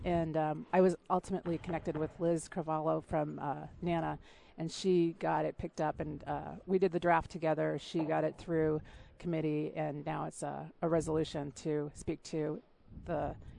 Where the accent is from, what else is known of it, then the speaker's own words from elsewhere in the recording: Nome, Alaska, United States; also born or lived in Anchorage, Alaska; I am originally from Nome, Alaska, and that's where I was raised. My family later moved on to Anchorage, where I finished high school.